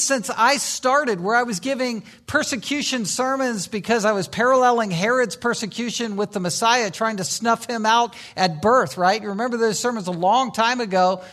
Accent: Virginia Beach, Virginia, United States; moved away; I grew up in Virginia Beach, Virginia

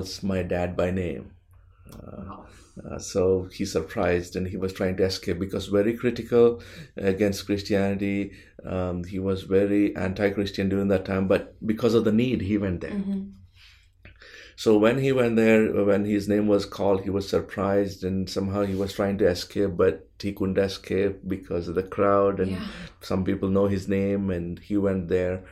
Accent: India; moved away; I'm from India

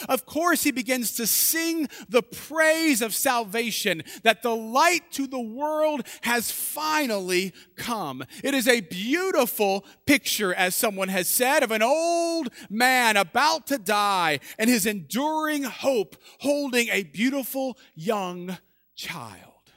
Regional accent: just outside of New Orleans, Louisiana, United States; I was born just outside of New Orleans

